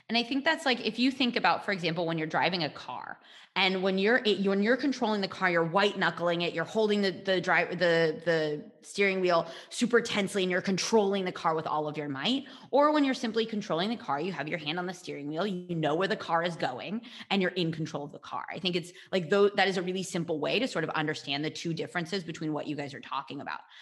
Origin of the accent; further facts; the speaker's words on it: United States; moved away; I'm from the States